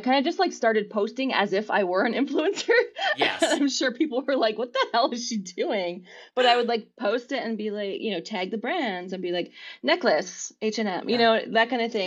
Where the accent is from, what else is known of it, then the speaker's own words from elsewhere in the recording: near Scranton, northeastern Pennsylvania, United States; also born or lived in London; I grew up in northeastern Pennsylvania. I still Okay. live here.